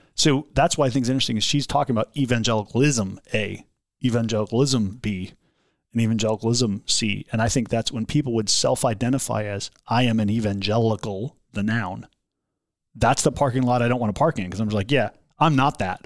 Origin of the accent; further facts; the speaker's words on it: United States; I'm an American